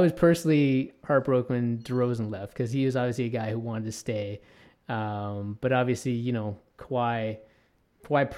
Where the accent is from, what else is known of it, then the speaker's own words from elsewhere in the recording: Toronto, Ontario, Canada; I grew up in Toronto